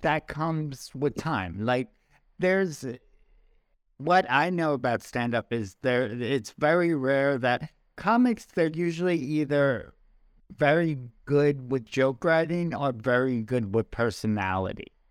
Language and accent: English; New York, United States; my wife makes fun of the way I talk, uh, talk, talk, 'cause I'm a I'm from New York, and we, we say our O Rs